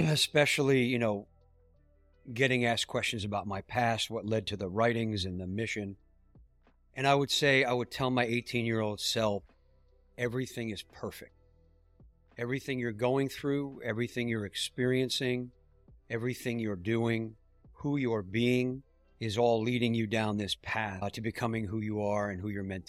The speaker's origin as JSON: {"language": "English", "region": "New York", "country": "United States", "tie": "born or raised there", "said": "I grew up in New York, and we had family in Miami"}